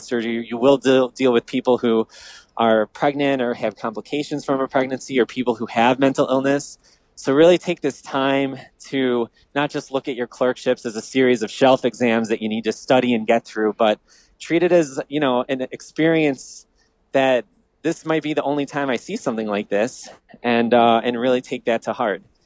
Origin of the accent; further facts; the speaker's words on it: Downers Grove, Illinois, United States; I grew up in the Midwest, in the suburbs of the great city of Chicago, Downers Grove